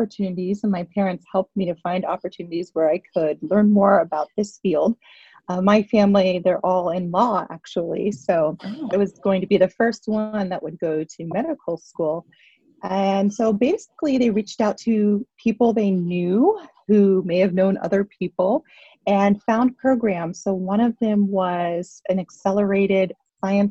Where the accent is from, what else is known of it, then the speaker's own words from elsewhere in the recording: Pittsburgh, Pennsylvania, United States; moved away as an adult; also born or lived in New York City; growing up in Pittsburgh